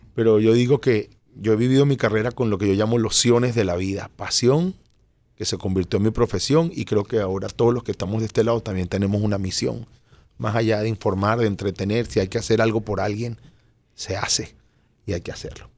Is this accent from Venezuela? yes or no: yes; Venezuela; moved away as an adult; now in Miami, United States; venía de ser un artista de profesión y de carrera en Venezuela